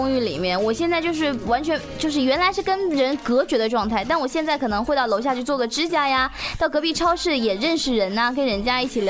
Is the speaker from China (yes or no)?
yes; Huangshan, Anhui, China; also born or lived in Hubei; 黄山呀，